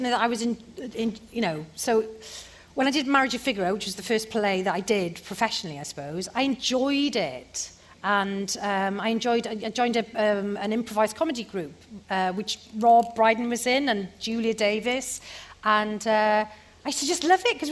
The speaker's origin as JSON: {"language": "English", "town": "Porthcawl", "region": "Wales", "country": "United Kingdom", "tie": "born or raised there", "moved": "yes", "said": "I got offered a job in a pantomime in Porthcawl, my hometown, on the stage where I used to do school shows"}